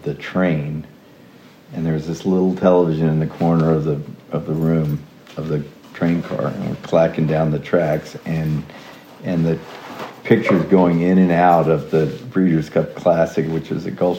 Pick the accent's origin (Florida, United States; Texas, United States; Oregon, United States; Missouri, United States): Texas, United States; Houston; moved away; also born or lived in Connecticut; I was born in Houston, Texas in 1964, just yesterday. Went to boarding school in Connecticut